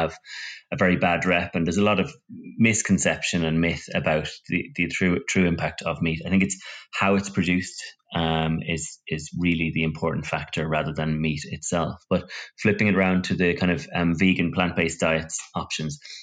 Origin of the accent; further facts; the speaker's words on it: Ireland; I come from Ireland where, you know, the cuisine is pretty basic